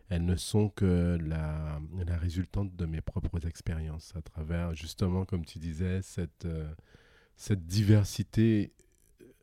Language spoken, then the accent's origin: French; Guadeloupe, France; Oui, je viens de la Guadeloupe. Un pays loin, loin, fort, fort, fort lointain, comme dirait Shrek.